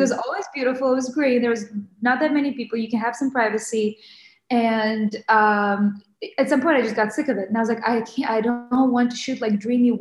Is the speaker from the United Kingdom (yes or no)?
no; Ukraine; moved away; also born or lived in Western Ukraine / Kyiv; I grew up in Western Ukraine, so I was born and I grew up in Kyiv, but until I was 8 years old, I was in Western Ukraine